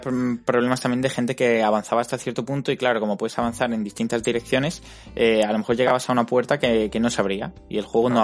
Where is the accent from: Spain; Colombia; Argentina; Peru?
Spain; Málaga, Andalusia; ambos somos de Málaga